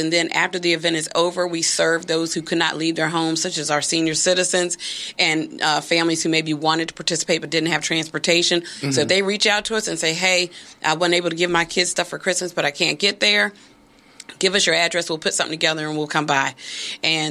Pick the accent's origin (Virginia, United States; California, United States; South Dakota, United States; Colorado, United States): Virginia, United States; Hampton; I'm from the Shell Road neighborhood in Hampton